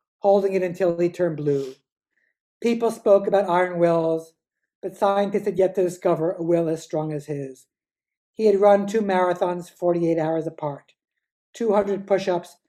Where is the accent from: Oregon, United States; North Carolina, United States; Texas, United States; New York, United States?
New York, United States; New York City; also born or lived in Cambridge, Massachusetts / Berkeley, California; I grew up on the Upper West Side, on the old Upper West Side